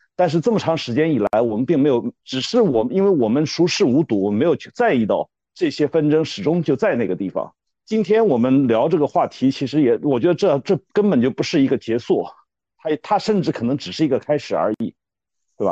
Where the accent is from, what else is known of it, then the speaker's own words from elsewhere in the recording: China; 我们中国人因为本身是，实际上是，是不要谈什么信仰的